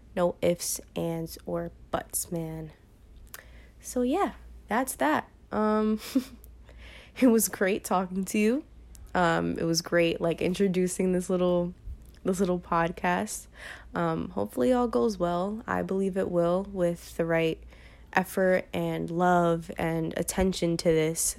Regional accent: New York City, New York, United States; I am from New York, from Brooklyn, New York

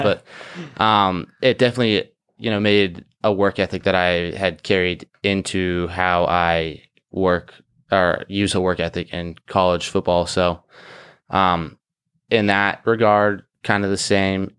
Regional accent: Orange County, California, United States; I'm from Orange County, California

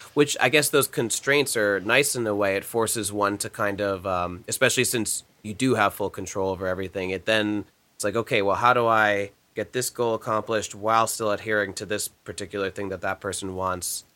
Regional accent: New Jersey, United States; growing up in New Jersey

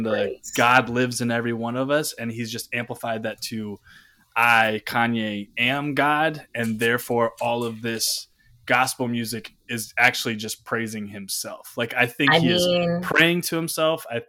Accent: Chamblee, Georgia, United States; I'm from Chamblee

